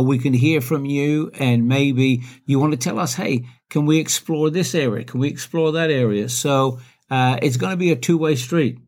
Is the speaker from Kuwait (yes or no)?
no; Blackheath, West Midlands, United Kingdom; I was born in, uh, in a beautiful town called Blackheath.